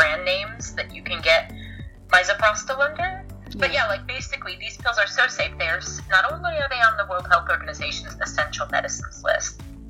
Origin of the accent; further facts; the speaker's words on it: United States; now in United Kingdom; Yes, and British now